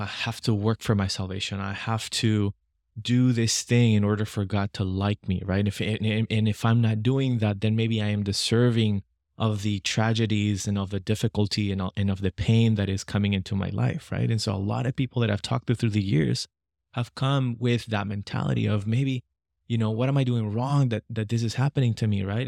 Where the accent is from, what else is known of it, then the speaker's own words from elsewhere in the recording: Lima, Peru; I was born and raised in Lima, Peru